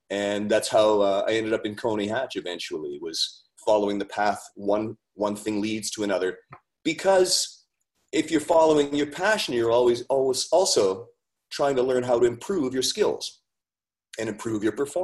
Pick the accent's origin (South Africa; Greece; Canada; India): Canada; Ontario; also born or lived in Haliburton / Collingwood / Barrie; I'm from Northern Ontario originally, and I worked my way south one town at a time.